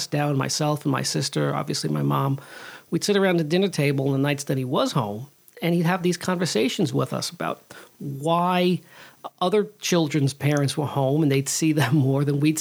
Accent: New York City, New York, United States; I grew up in the Bronx in the 80s and 70s and 80s, really

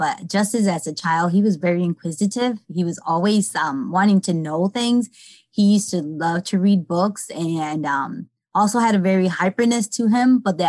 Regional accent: Hartford, Connecticut, United States; now in Manchester, United States; I use she, her, hers, ella. I am in Manchester, but I'm originally from Hartford, Connecticut.

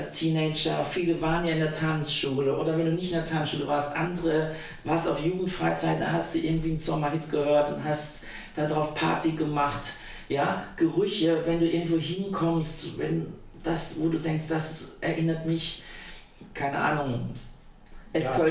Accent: Ettlingen, Baden-Württemberg, Germany; also in Karlsruhe geboren, aufgewachsen bin ich in Ettling, das ist eine kleine Stadt in der Nähe von Karlsruhe. Da bin ich aufgewachsen, habe da Abitur gemacht

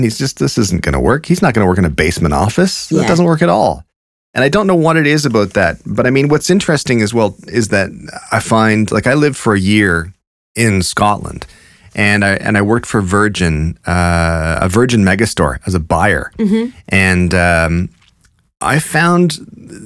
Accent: Canada; As a Canadian

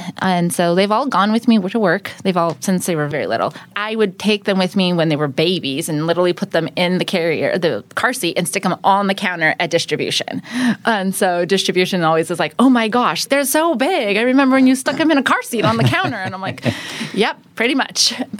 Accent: Oregon, United States; moved away as an adult; also born or lived in Southern California / Madera, California; now in Fresno, United States; I was born in Southern California, and we moved up to Oregon when I was about 5, and then I lived there till I was about 18. Moved down to Fresno, Madera, that area.

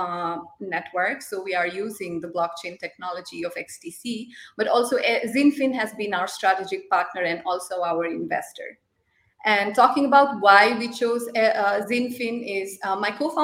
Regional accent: Nepal; moved away as an adult; also born or lived in Zurich, Switzerland / Lucerne, Switzerland; now in Switzerland; I come from Nepal, but I've been here in Switzerland, based in Zurich and Lucerne, since last 3 years

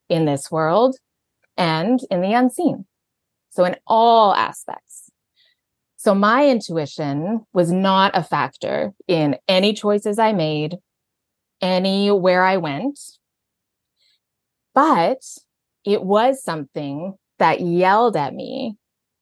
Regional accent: Alberta, Canada; moved away as an adult; also born or lived in Vancouver; I'm from Canada. So I grew up in Alberta.

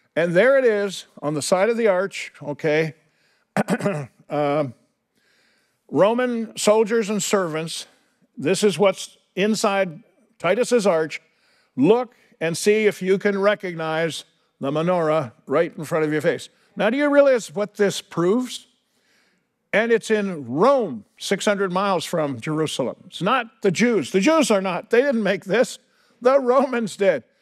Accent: Canada; I come from Canada. I had a British flag, you know, in school, grade school, picture of the Queen

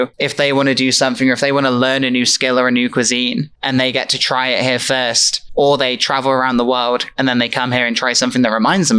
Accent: United Kingdom; then she heard my accent and we both looked at each other and went, British.

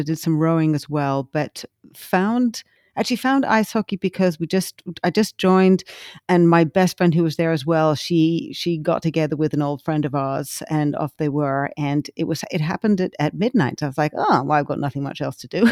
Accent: England, United Kingdom; now in United States; when I was growing up in England

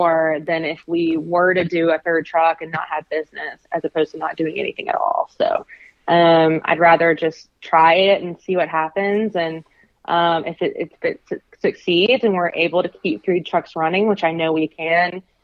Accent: Alabama, United States; I'm from Alabama

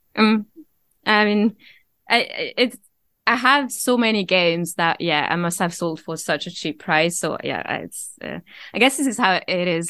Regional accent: Avignon, Provence-Alpes-Côte d'Azur, France; accent: mixture of Scottish and French; English is a second language; moved away as an adult; now in Scotland; I grew up in a city called Avignon, which is in the southeast.

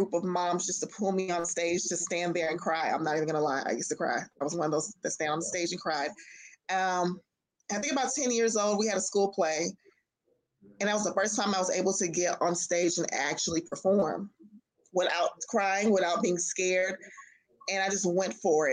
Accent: Los Angeles, California, United States; moved away as an adult; now in Atlanta, United States; I am originally from Los Angeles, California.

